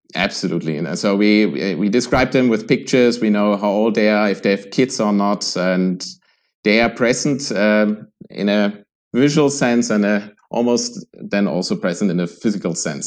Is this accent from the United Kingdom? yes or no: no; Germany; now in Vienna, Austria; I'm originally from Germany